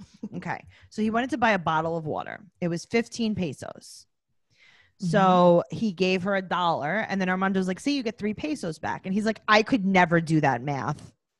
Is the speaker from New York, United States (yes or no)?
yes; New York, United States; I'm from New York. I feel like I don't not live in Mexico.